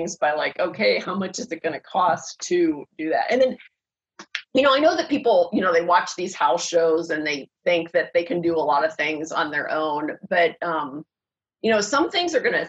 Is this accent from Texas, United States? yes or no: no; Pittsburgh, Pennsylvania, United States; now in California, United States; I grew up in Pittsburgh